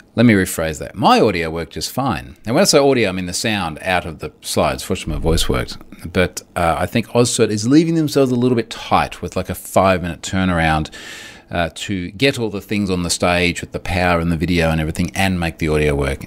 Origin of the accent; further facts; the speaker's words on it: Gold Coast, Queensland, Australia; it is literally here in my hometown